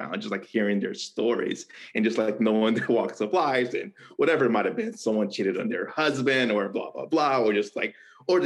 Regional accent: South Florida, United States; also born or lived in Rio de Janeiro, Brazil / Broward County, Florida / North Carolina; I moved to the U.S. Me and my 3 brothers and my parents immigrated to Miami, Florida, or South Florida in general. So that's where I spent most of my childhood.

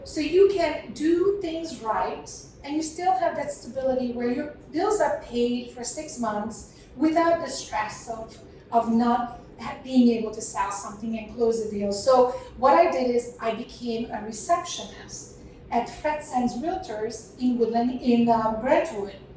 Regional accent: Hungary; now in United States; So I was born and raised in Hungary

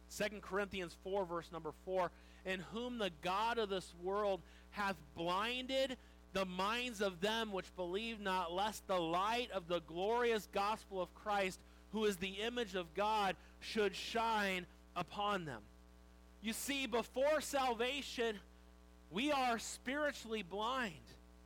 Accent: Wildomar, California, United States; I grew up in Wildomar. So how many of you know where Wildomar is? If you don't know where Wildomar is, I don't know. It's just a small little town down by Lake Elsinore and Marietta, and if you cough, you miss it. You go right past it. It's gotten bigger

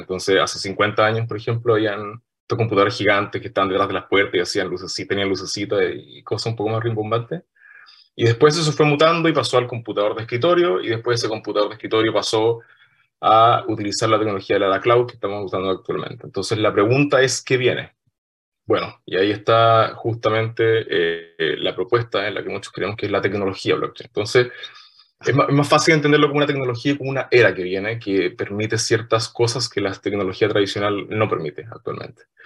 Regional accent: Punta Arenas, Magallanes and Chilean Antarctica, Chile; yo soy de Punta Arenas, nacido, criado y malcriado criado en la ciudad de Punta Arenas

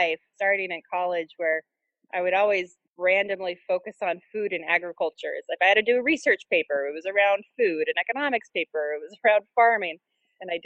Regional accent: Portland, Oregon, United States; moved away as an adult; now in Syracuse, United States; I'm actually from Portland, Oregon

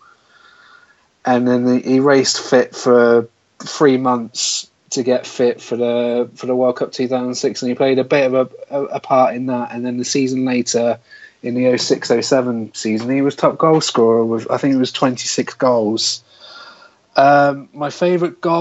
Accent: Swindon, South West England, United Kingdom; I'm born and bred in Swindon

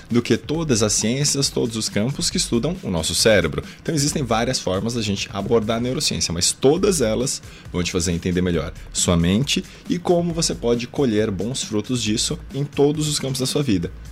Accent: Guarulhos, São Paulo, Brazil; Eu sou de São Paulo, né, nascido na verdade na cidade de Guarulhos, mas a minha mãe é descendente de japoneses, daí

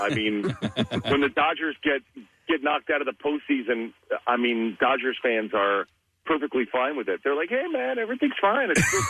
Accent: New York, United States; now in Los Angeles, United States; I'm from New York, and when my New York teams aren't doing well, I sort of don't talk about them.

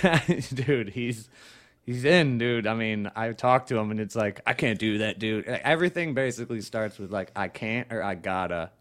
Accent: Chicago, Illinois, United States; moved away; I was in Chicago, in this particular night, I was just staying at my folks' place

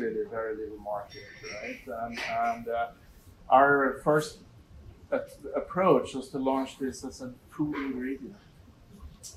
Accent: Sweden; moved away; I go back to Sweden every so often. I meet all my old friends

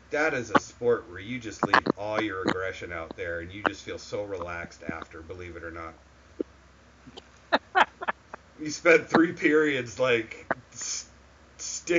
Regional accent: Massachusetts, United States; now in Atlanta, United States; I grew up in Massachusetts

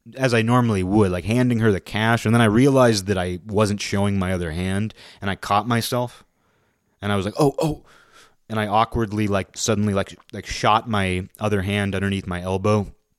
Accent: United States; moved away; I'm an American

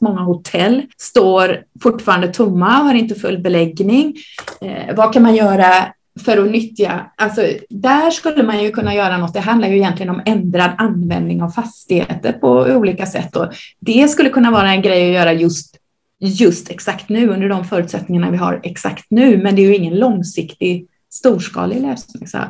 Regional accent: Gothenburg, Västra Götaland, Sweden; Jag är uppvuxen i Göteborg, som kanske hörs

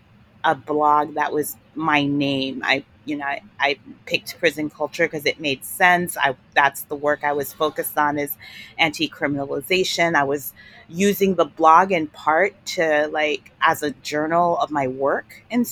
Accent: New York City, New York, United States; I grew up in New York City

